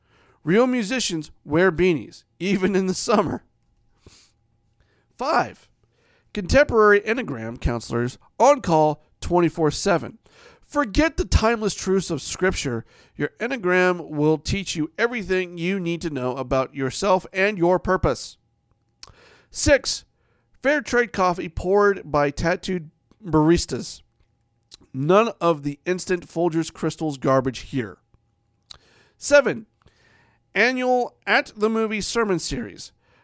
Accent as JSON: {"language": "English", "region": "Ohio", "country": "United States", "tie": "born or raised there", "said": "that was predominantly what was in the area in which I grew up in Ohio, was basically one of those two churches"}